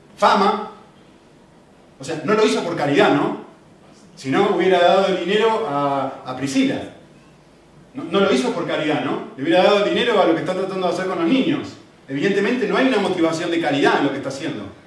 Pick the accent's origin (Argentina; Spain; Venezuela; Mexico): Argentina; moved away; soy argentino